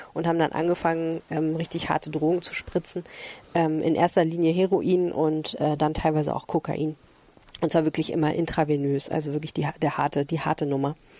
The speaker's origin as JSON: {"language": "German", "town": "Düsseldorf", "region": "North Rhine-Westphalia", "country": "Germany", "said": "Ich als Oberbilkerin."}